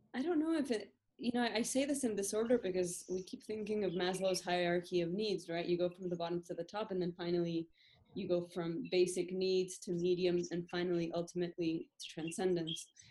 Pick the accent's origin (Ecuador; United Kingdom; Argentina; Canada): Argentina; I was born in Argentina, but I went to a Scottish school here